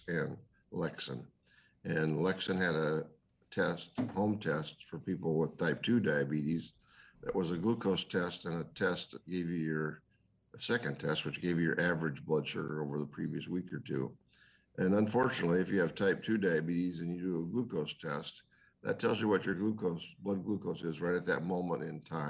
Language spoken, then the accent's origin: English; Indiana, United States; now in California, United States; My background is I'm from Indiana, and I went to Purdue as a undergraduate